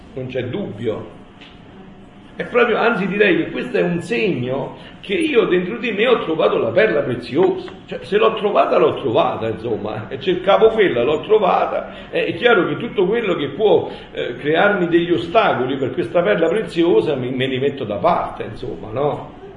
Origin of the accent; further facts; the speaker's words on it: Campania, Italy; io sono campano, da me si dice